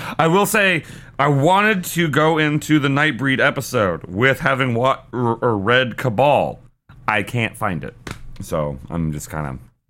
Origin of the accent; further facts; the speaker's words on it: United States; I'm an American.